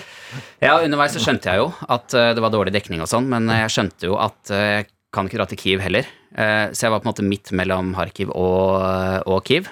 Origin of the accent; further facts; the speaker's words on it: Norway; moved away as an adult; also born or lived in Ukraine; jeg er nordmann